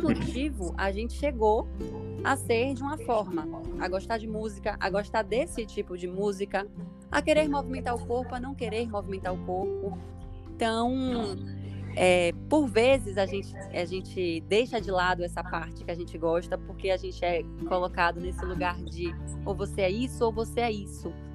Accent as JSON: {"language": "Portuguese", "region": "Bahia", "country": "Brazil", "said": "sou baiana"}